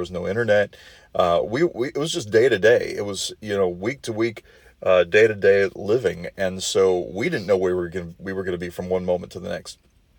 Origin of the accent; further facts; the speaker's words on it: Marshall, Minnesota, United States; also born or lived in Lake Benton, Minnesota / Brookings, South Dakota; I'm sitting here in my hometown of Marshall, Minnesota, the place where kind of all began. One of my many hometowns, actually. Marshall, Minnesota, Lake Benton, Minnesota, and Brookings, South Dakota, I would all consider hometowns.